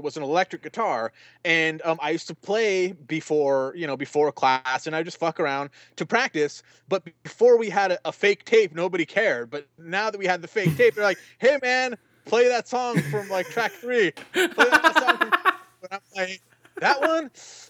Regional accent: Fontana, California, United States; Yeah, because Travis Barker is a Fontana native, and that's where I grew up in Fontana.

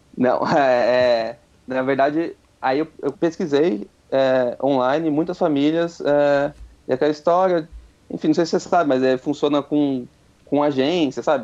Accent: Itatiba, São Paulo, Brazil; moved away as an adult; eu sou de Itatiba, interior, então assim, tinha que vir para cá, mudar

